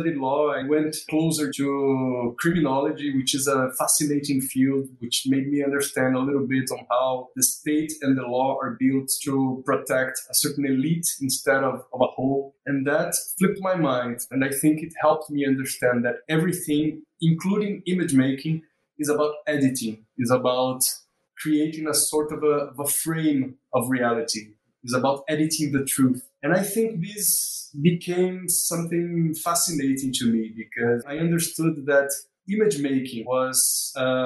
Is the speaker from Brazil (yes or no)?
yes; Maceió, Alagoas, Brazil; moved away as an adult; also born or lived in South Brazil; now in Recife, Brazil; I was born also in Maceió, this city 4 hours from Recife, and I came here in 2002